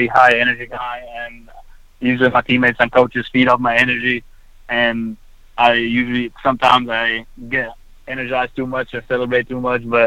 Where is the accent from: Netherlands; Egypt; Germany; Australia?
Egypt; also born or lived in Texas; now in United States; born and raised in Egypt and growing up in Egypt and then moving here to pursue my dream of playing basketball